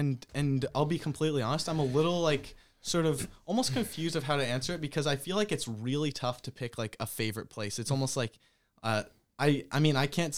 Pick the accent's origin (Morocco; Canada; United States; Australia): Canada; Because obviously when I came from Canada to here, it's less of a culture shock per se than it is for someone halfway across the world.